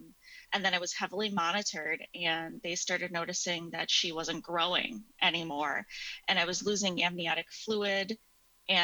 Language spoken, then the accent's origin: English; a suburb of Milwaukee, Wisconsin, United States; I am from the States, a suburb of Milwaukee, Wisconsin.